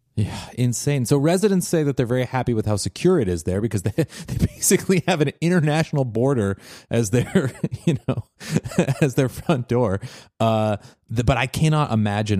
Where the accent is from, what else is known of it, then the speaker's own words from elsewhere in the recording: Washington, United States; a place uh, in my home state of Washington